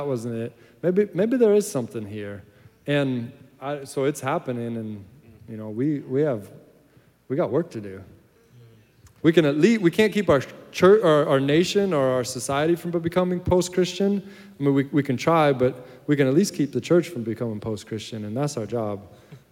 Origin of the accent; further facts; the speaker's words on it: United States; also born or lived in Ireland; I'm an American